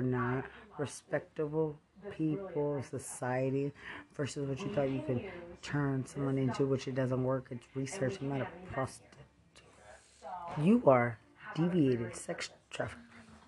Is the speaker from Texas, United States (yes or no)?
yes; Lubbock, Texas, United States; I'm from Lubbock.